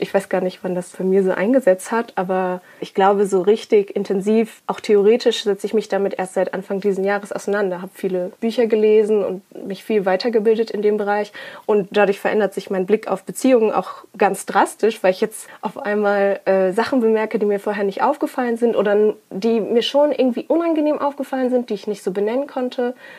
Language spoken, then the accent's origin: German; Ruhr area, North Rhine-Westphalia, Germany; ich bin aber in, so born and bred im Ruhrpott.